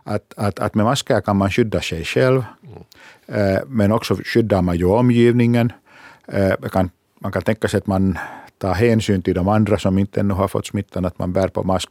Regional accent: Finland; vi i Finland

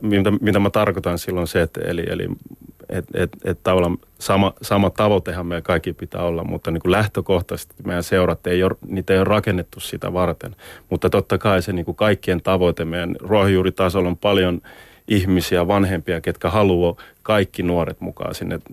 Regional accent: Helsinki, Uusimaa, Finland; moved away as an adult; kasvoin, kasvoin Maunulassa

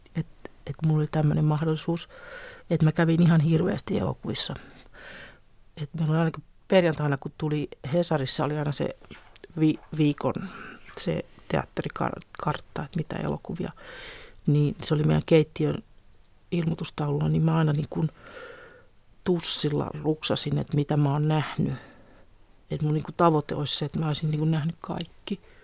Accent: Helsinki, Uusimaa, Finland; also born or lived in Tampere; Mä oon syntynyt 59 Tampereella ja sitten mä olin kahden tai kolmen vanha, kun me muutettiin sitten Helsinkiin

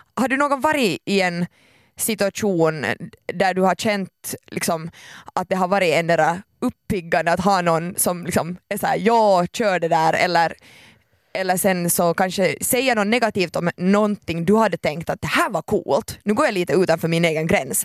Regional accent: Finland; jag är så finländare

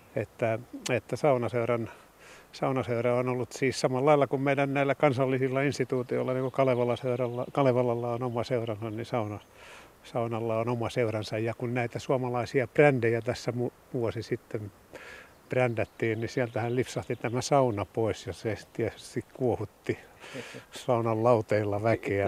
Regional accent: Lahti, Päijät-Häme, Finland; Meillä Ahtialassa

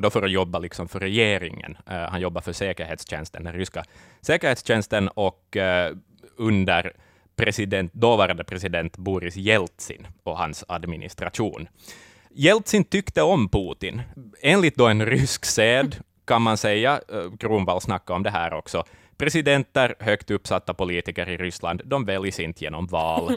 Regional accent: Finland; oss som finländare

